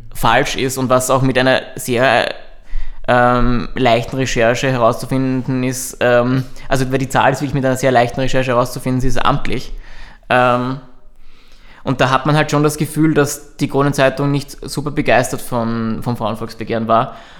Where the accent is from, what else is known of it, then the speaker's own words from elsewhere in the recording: Burgenland, Austria; ich komme aus dem Burgenland